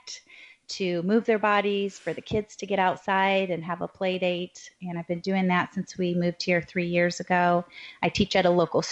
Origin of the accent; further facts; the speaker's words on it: Midwest, United States; moved away as an adult; also born or lived in Chicago / London / Bay Area, California; now in East Bay, California, United States; I am a Midwest transplant, born and raised in the Midwest